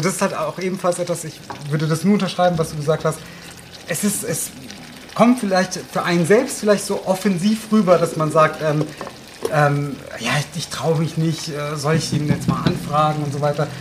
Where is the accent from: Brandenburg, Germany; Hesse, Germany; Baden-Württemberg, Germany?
Hesse, Germany; Odenwald